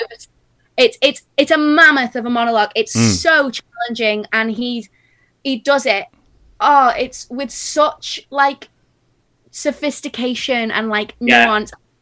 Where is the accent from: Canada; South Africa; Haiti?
South Africa; now in England; I'm from South Africa.